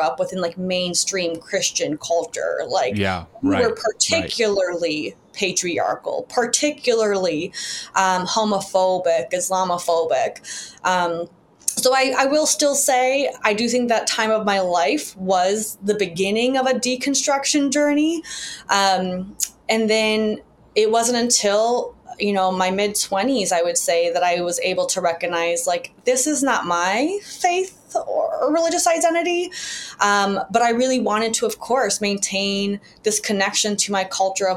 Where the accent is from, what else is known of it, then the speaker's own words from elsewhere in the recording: Chicago, Illinois, United States; my father also in Chicago, where I grew up